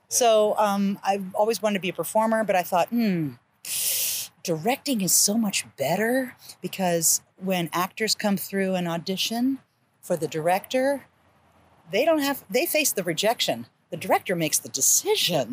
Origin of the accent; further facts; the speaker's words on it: Columbus, Ohio, United States; moved away as an adult; also born or lived in Kent, Ohio / Bowling Green, Ohio / Richmond, Virginia; now in Charlotte, United States; I'm an Ohio girl. I'm from Columbus, Ohio